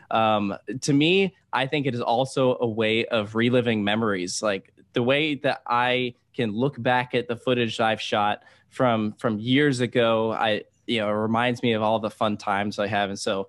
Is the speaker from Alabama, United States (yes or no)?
no; Virginia, United States; I grew up in Virginia